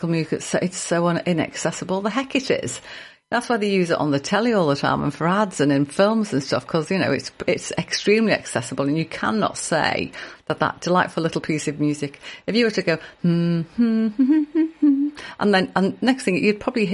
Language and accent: English; Liverpool, North West England, United Kingdom; the Royal Liverpool Philharmonic Orchestra, of course, my hometown orchestra